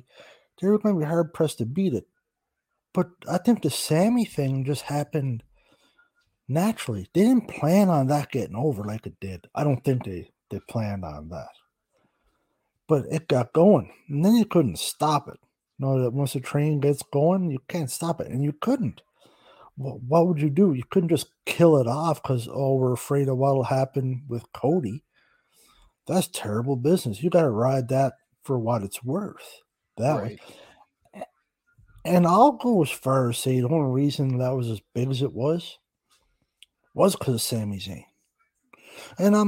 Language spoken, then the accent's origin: English; Canada; I'm Canadian